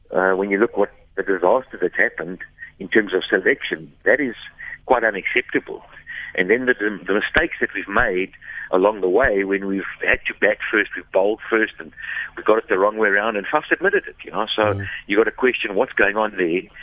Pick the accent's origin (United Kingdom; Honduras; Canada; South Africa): South Africa; that's what we've prided ourselves on over the years since Jonty Rhodes, you know.